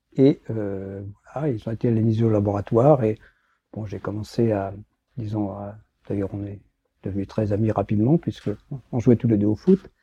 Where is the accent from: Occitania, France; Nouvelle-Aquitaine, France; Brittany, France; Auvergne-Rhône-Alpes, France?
Brittany, France; moved away; also born or lived in Lyon / Saclay; je suis breton